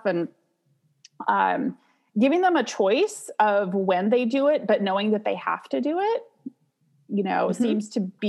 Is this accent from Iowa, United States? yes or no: no; Santa Cruz, California, United States; I'm from Santa Cruz, California